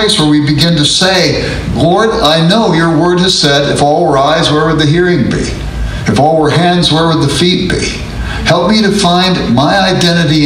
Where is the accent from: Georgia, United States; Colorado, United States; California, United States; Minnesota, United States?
California, United States; Los Angeles; I grew up in South Central Los Angeles